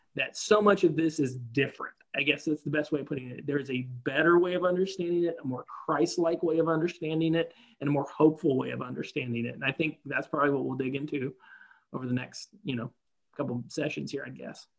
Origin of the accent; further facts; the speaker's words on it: the South, United States; I grew up in the South of, of America